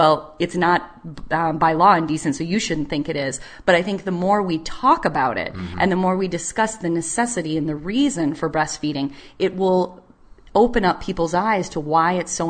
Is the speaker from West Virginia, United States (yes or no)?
no; DeKalb, Illinois, United States; in my hometown of DeKalb, Illinois, that's where I grew up